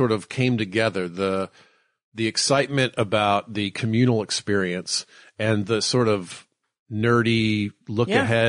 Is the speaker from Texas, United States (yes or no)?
yes; Dallas, Texas, United States; Like my grandmother liked the Eagles and I grew up in Dallas and all my friends are Cowboys fans